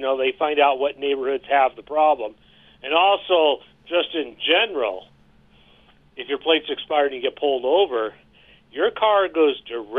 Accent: Philadelphia, Pennsylvania, United States; I came from Philly.

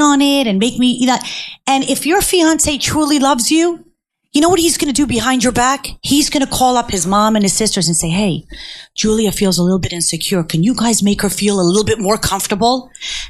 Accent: Cherry Hill, New Jersey, United States; also born or lived in Manhattan; my mother had two jobs when we were growing up in Cherry Hill

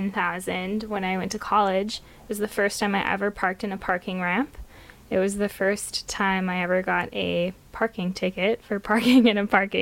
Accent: Vergas, Minnesota, United States; also born or lived in Frazee, Minnesota / Perham, Minnesota; my hometown in a lot of ways, has a population of 358. So I grew up in an isolated

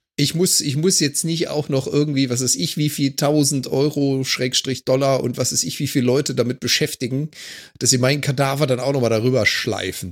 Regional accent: Germany; moved away as an adult; now in Canada; als gebürtiger Deutsche

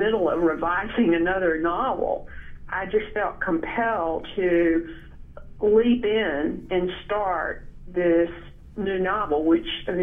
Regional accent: Tupelo, Mississippi, United States; I grew up in Tupelo, and I grew up in my grandparents' house

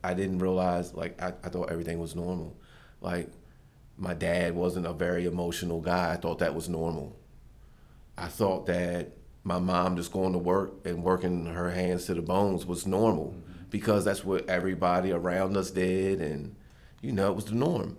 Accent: Westminster, Maryland, United States; I grew up in Westminster, Maryland

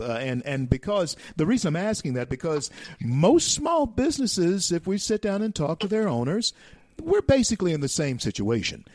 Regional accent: Louisiana, United States; It's in Louisiana, my home state

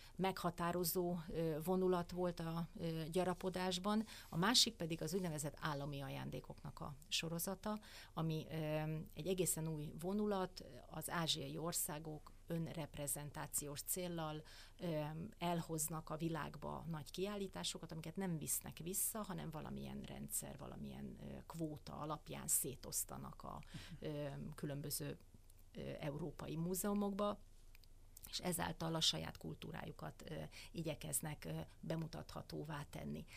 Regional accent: Hungary; mi magyarok

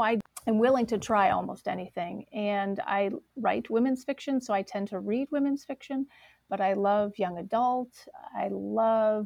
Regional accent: Michigan, United States; moved away as an adult; also born or lived in Ohio; now in Dayton, United States; I come from Michigan

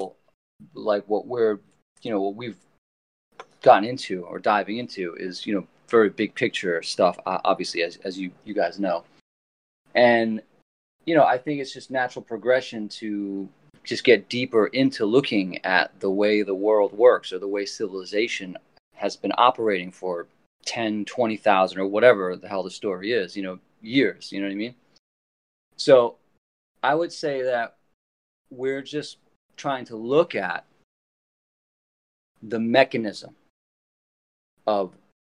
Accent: New York City, New York, United States; we grew up in New York

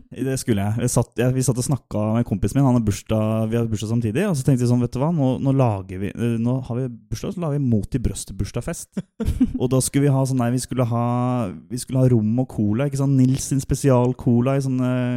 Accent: Sarpsborg, Østfold, Norway; Jeg er en sønn fra Sarpsborg, iallfall. Eller Skjeberg.

